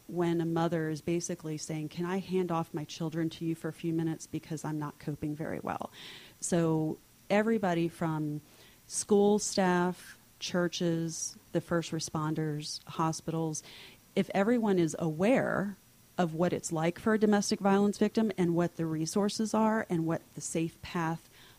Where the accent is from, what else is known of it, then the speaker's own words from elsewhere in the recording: Miami, Florida, United States; when I was growing up in Miami, I started volunteering at children's hospitals and doing things with kindergarten classes.